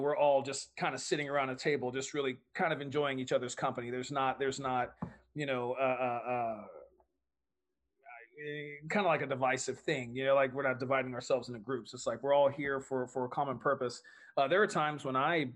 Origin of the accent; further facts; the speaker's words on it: Texas, United States; I'm a Texan